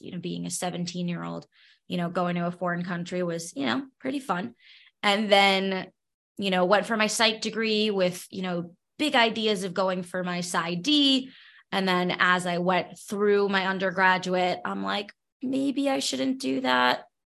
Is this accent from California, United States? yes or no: no; New York City, New York, United States; moved away as an adult; now in Nevada, United States; I grew up born and bred in Brooklyn, New York.